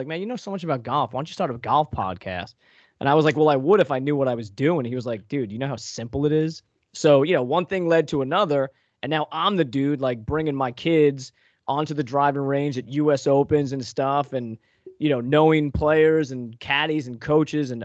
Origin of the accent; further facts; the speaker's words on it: Long Island, New York, United States; also born or lived in Northeast Pennsylvania; now in Pennsylvania, United States; I grew up on Long Island